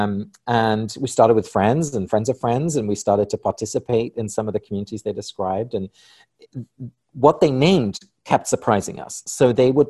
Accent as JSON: {"language": "English", "region": "England", "country": "United Kingdom", "tie": "born or raised there", "moved": "yes", "said": "I was born and raised in England"}